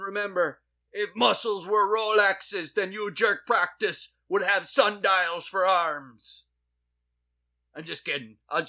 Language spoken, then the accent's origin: English; Saskatoon, Saskatchewan, Canada; now in Baton Rouge, United States; I only moved to Baton Rouge to wrestle. I'm from Saskatoon, Saskatchewan, Canada. And making fun of my homeland's a low blow.